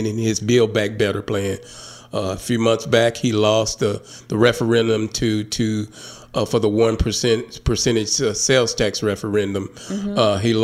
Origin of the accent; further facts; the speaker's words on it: Hope, Arkansas, United States; now in Little Rock, United States; my hometown of Hope.